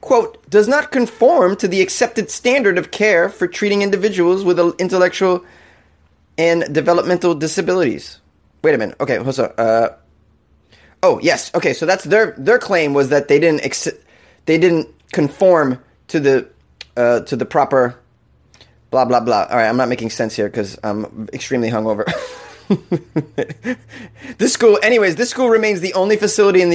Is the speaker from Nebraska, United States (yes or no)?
no; Massachusetts, United States; now in Los Angeles, United States; in my home state